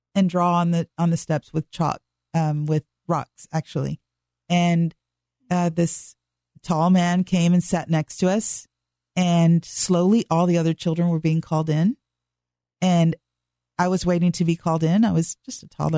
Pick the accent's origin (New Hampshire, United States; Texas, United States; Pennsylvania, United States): Texas, United States; Dallas; I was born and raised in Dallas, Texas